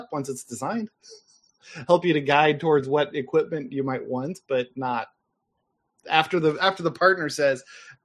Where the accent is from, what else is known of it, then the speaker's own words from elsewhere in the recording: Indiana, United States; accent: Indiana; My Indiana accent